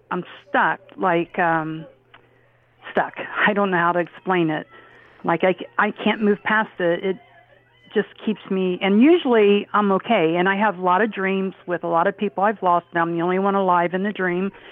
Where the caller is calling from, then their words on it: Ohio, United States; from Ohio.